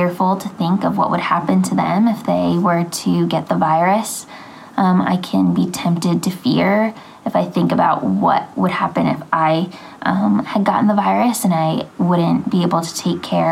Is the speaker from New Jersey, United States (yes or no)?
no; Phoenixville, Pennsylvania, United States; I am from Phoenixville, Pennsylvania.